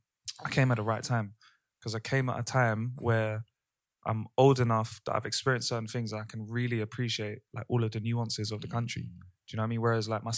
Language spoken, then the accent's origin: English; London, United Kingdom; For me, obviously, Trini, where half of my family's from, obviously, identifying as a Londoner